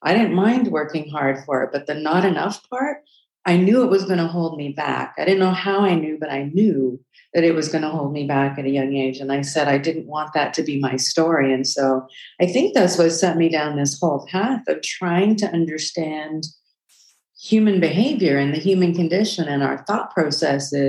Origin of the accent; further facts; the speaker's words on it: South Africa; I was born in South Africa during apartheid